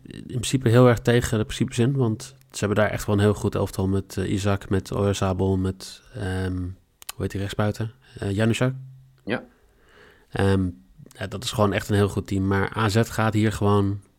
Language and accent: Dutch; Netherlands; daar hebben we als {S0} Nederlanders {S1} toch wel redelijk veel successen behaald